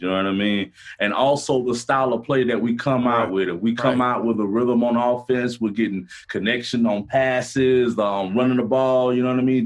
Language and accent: English; Gainesville, Florida, United States; I'm from Gainesville